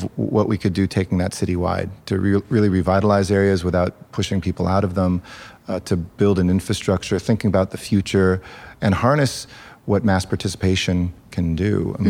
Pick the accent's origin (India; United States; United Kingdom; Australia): United States; Los Angeles, California; I'm one of these rare natives of Los Angeles, actually a fourth generation Angeleno. My newest family member to come here was my grandfather over 100 years ago. But I represent the city's absolute sprawling and beautiful diversity. I'm half Mexican, half Jewish with an Italian last name.